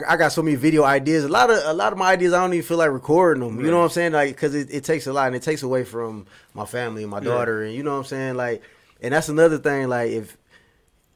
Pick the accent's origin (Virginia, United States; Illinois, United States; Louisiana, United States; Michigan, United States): Michigan, United States; Detroit; growing up in Detroit